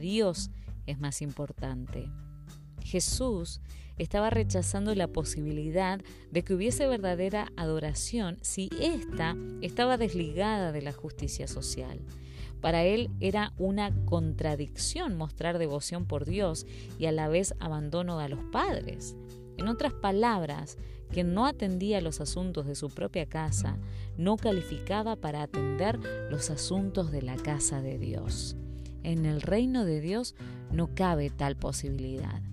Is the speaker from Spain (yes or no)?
yes; Spain; En mi país